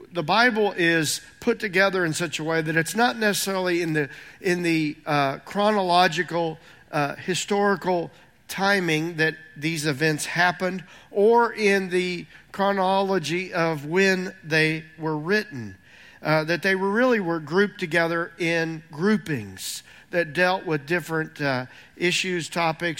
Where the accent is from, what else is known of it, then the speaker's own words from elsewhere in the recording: Indiana, United States; moved away; I grew up in Indiana making fun of people from Kentucky